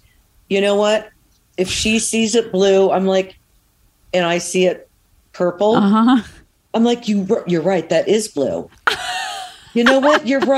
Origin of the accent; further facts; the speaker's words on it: New York, United States; moved away; also born or lived in California; well, I was born in New York, but the girls are born in New York.